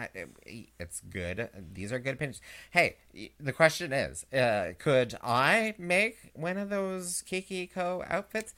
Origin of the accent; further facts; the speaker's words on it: Canada; us Canadians